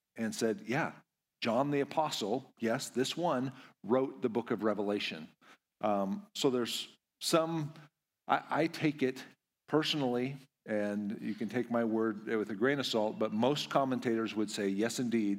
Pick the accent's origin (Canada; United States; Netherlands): United States; Kamiah, Idaho; I am from Idaho, uh, little town called Kamiai